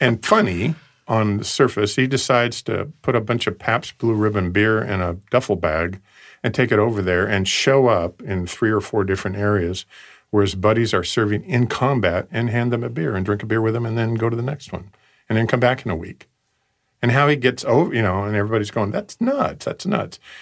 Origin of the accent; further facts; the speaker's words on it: West Coast, Oregon, United States; I grew up on the West Coast